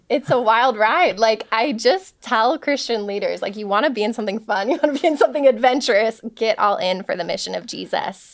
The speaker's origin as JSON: {"language": "English", "town": "Palatine", "region": "Illinois", "country": "United States", "tie": "born or raised there", "said": "my hometown, Palatine, Illinois"}